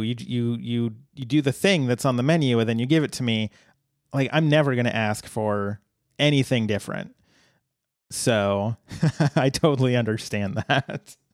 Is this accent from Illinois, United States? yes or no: no; Colorado, United States; moved away; happened to be one in my hometown back in Colorado